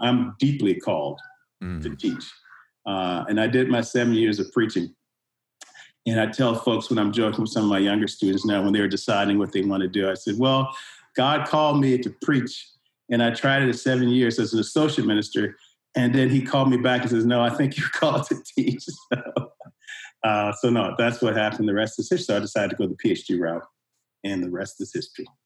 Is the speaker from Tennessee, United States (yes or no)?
no; Richmond, Virginia, United States; moved away; I'm originally from Richmond, Virginia, and I was born into segregation. So, you know, we grew up legally in black community